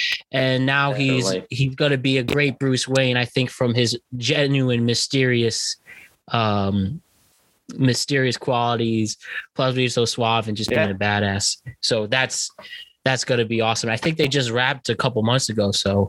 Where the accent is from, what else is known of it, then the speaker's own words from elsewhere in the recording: United Kingdom; I'm a British person.